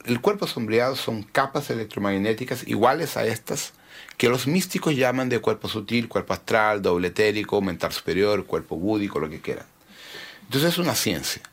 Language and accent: Spanish; Brazil; also born or lived in Santiago, Chile; yo me crié fuera de los padrones, los rótulos convencionales sociales en Brasil